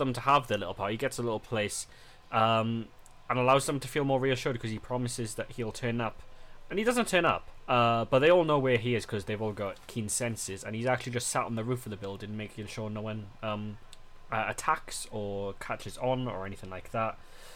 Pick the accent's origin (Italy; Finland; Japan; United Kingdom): United Kingdom; us as British people